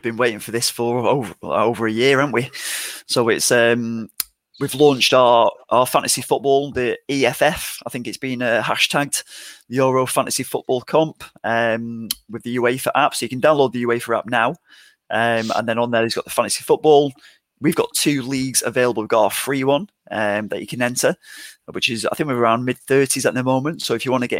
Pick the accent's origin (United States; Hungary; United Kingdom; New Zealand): United Kingdom; England; accent: English; my English accent